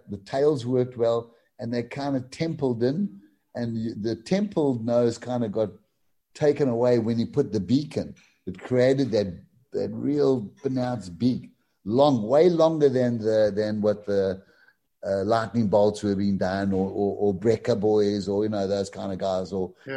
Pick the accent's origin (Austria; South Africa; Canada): South Africa; Durban, KwaZulu-Natal; in my area in Glenwood, which was possibly like 5 or 4 miles from the beach